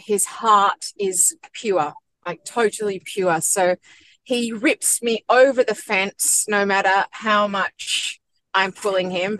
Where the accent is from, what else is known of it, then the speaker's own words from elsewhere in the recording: Sydney, New South Wales, Australia; also born or lived in London / Hong Kong / Shanghai; I grew up on the North Shore of Sydney.